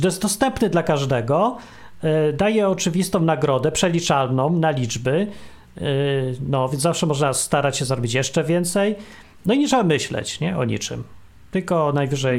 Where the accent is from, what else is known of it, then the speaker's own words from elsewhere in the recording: Poland; moved away; my z Polski, czy tam y, po polsku mówimy